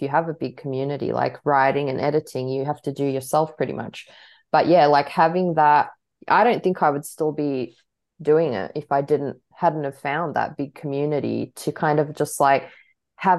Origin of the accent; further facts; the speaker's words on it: Australia; growing up like with a big Croatian influence, but then like being super Australian